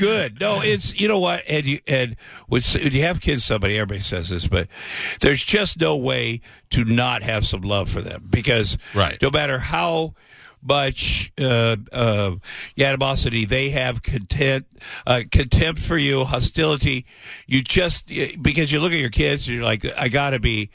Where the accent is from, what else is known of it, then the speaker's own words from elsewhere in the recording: Iowa, United States; moved away; I grew up in Iowa. I worked at a meatpacking plant for 3 years out of high school.